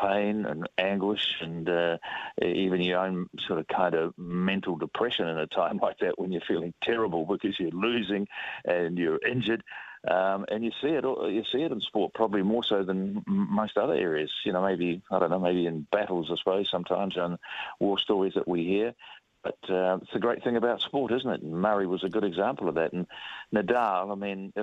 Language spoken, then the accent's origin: English; Hutt Valley, Wellington, New Zealand; I knew Bob Blair because I grew up in the Hutt Valley